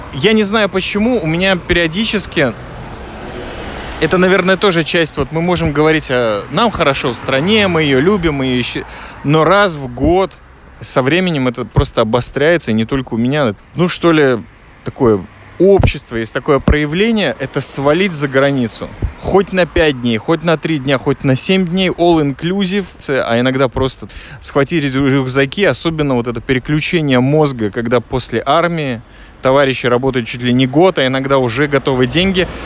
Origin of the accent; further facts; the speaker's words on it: Latvia; now in Israel; я из Латвии